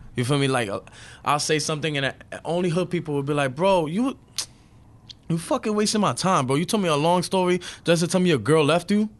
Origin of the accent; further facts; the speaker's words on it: New York City, New York, United States; I'm a second generation Dominican from Brooklyn. I grew up in Brooklyn